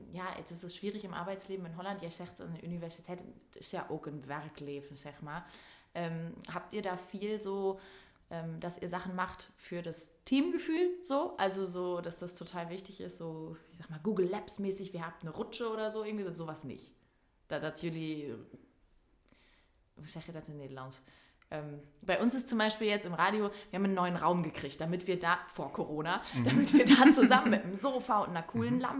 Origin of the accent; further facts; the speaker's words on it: Münsterland, North Rhine-Westphalia, Germany; bei uns im Münsterland.